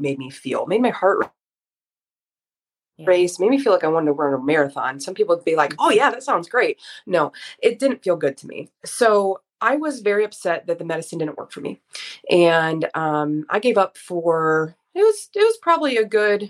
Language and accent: English; Fort Wayne, Indiana, United States; I'm 31 years old and I am from Fort Wayne, Indiana.